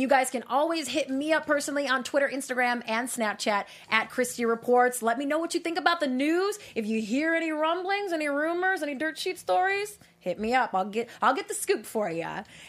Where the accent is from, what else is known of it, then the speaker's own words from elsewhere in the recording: Minnesota, United States; growing up in Minnesota when he was the governor, every single day it was on the news.